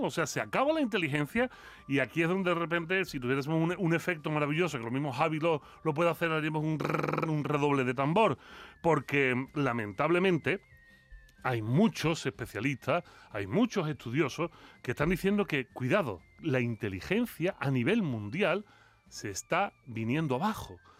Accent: Spain; como buen filósofo español

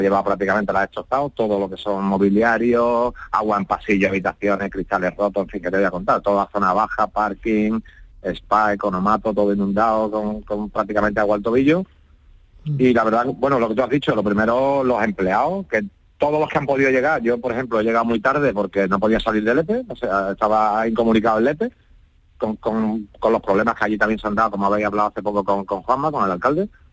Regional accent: Lepe, Andalusia, Spain; soy de Lepe, vivo en Lepe

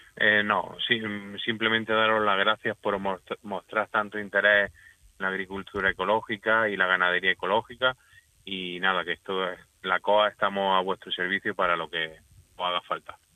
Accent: Almería, Andalusia, Spain; yo yo soy de Almería, yo soy agricultor almeriense

